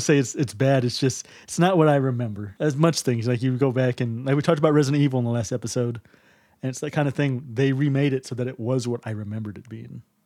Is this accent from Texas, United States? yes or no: yes; Texas, United States; I'm from Texas.